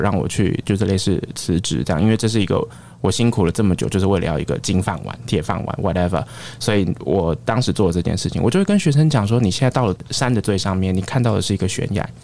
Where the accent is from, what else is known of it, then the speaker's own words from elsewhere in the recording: Taiwan; moved away as an adult; also born or lived in Sydney, Australia; 我在出国之前，我不过就是个小小的一个台湾的警察，我没有想过有一天我会在新南威尔斯大学，我在雪梨念书，我在那边当口译所的讲师